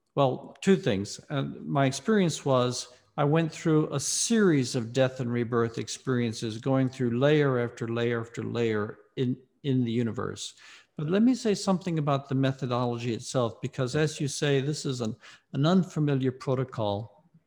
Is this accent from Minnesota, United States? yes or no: no; Mississippi, United States; moved away as an adult; also born or lived in Ohio; I was raised in the Deep South in Mississippi.